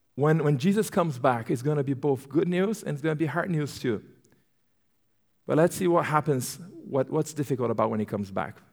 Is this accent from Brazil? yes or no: yes; Brazil; English is a second language; moved away as an adult; also born or lived in Turkey; now in United States; I'm born and raised in Brazil. So, yes, I have an accent